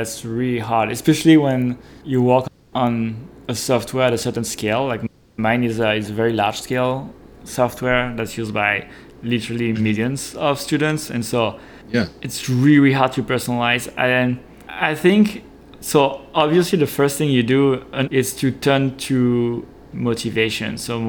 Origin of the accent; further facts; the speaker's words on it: France; English is a second language; now in San Francisco, United States; I live in San Francisco. I'm born and raised in France.